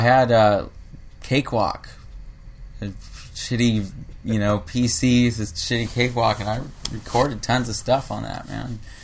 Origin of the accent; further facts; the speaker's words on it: South Bay, California, United States; also born or lived in Harbor City / Redondo Beach / Torrance / Lomita; now in Los Angeles, United States; I'm originally from the South Bay